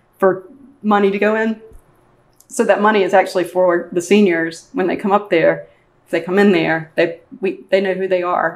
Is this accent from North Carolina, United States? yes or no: yes; Winston-Salem, North Carolina, United States; I'm from Winston-Salem. And he actually also taught at one of the middle schools that I went to in Winston-Salem.